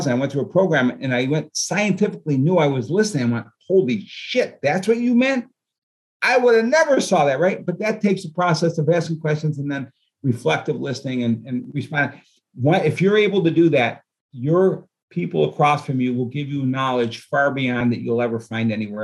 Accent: New Hartford, New York, United States; We were born and raised in New Hartford, New York.

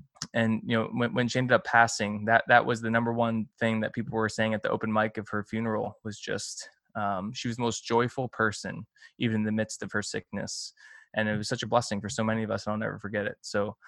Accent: the North, United States; as opposed to us Northerners.

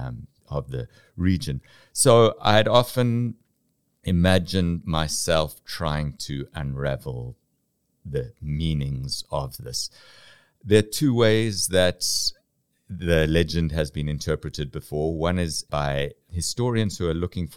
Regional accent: South Africa; moved away; my background as a South African interested in this culture that I was very much separated from during apartheid

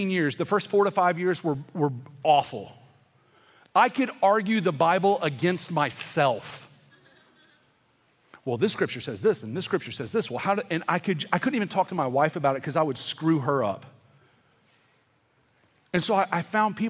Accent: the South, United States; also born or lived in California; growing up in the South

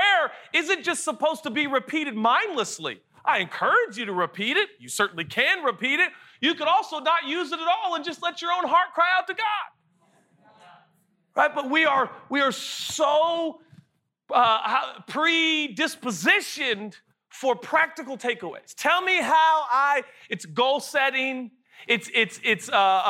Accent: Seattle, Washington, United States; I'm from Seattle

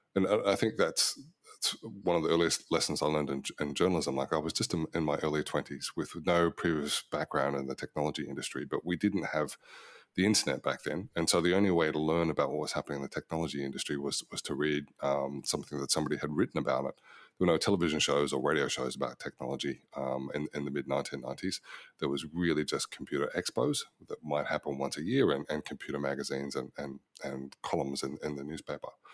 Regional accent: Melbourne, Victoria, Australia; now in Sydney, Australia; I was born in Box Hill, Melbourne in nineteen sixty-five

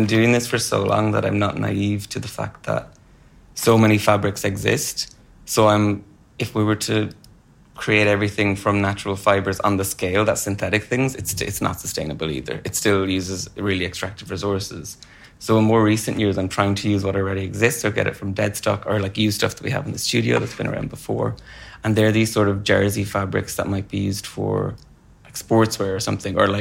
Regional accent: Wexford, Leinster, Ireland; moved away as an adult; now in London, United Kingdom; I'm from Wexford

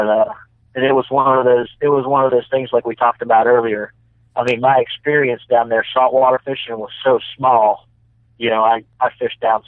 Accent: Harrisburg, Pennsylvania, United States; I grew up in Harrisburg, Pennsylvania

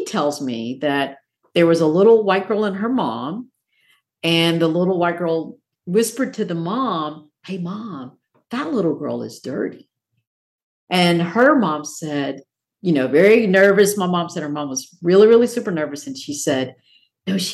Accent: Morristown, Tennessee, United States; I grew up in Morristown, Tennessee, about an hour away

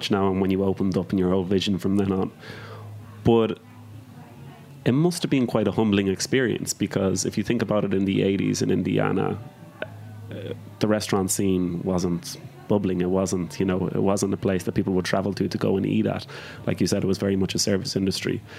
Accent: Ireland; now in New York, United States; when I moved to New York from Ireland, I heard all this talk about farm to table.

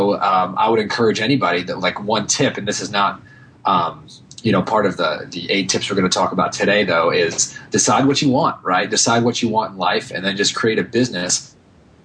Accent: New York, United States; moved away as an adult; also born or lived in Michigan; now in California, United States; I'm from New York

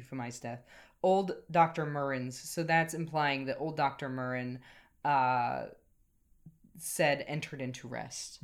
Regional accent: United States; now in Ireland; something I've noticed as an American coming to Ireland

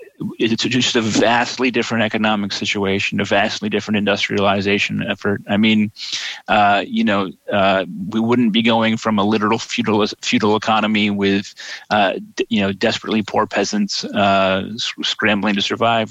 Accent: United States; I'm an American socialist

